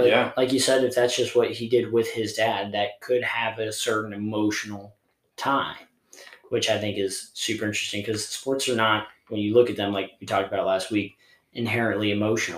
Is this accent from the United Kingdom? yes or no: no; Ohio, United States; I'm from Ohio, so I love the Browns